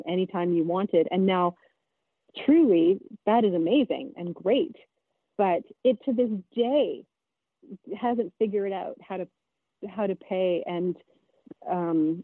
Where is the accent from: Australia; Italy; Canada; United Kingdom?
Canada; Prince Edward Island; moved away; also born or lived in British Columbia; I'm from PEI